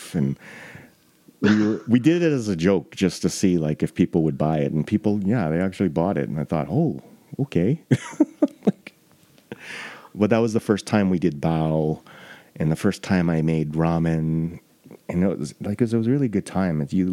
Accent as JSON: {"language": "English", "town": "Toronto", "region": "Ontario", "country": "Canada", "tie": "born or raised there", "moved": "yes", "lives_now": "Calgary, Canada", "said": "I was born in Etobicoke."}